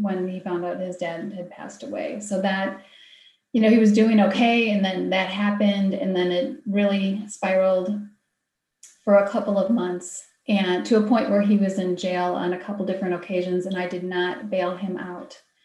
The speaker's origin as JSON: {"language": "English", "region": "Wisconsin", "country": "United States", "tie": "born or raised there", "said": "my home state is Wisconsin"}